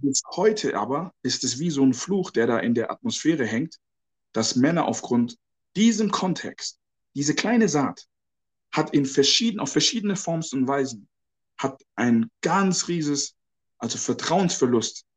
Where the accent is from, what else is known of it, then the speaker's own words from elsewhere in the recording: Ghana; moved away; ich bin ja auch aus Ghana ursprünglich